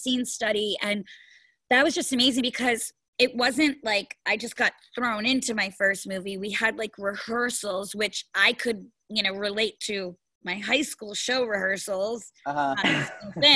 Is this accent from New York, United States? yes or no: yes; New York, United States; I have waited as a New Yorker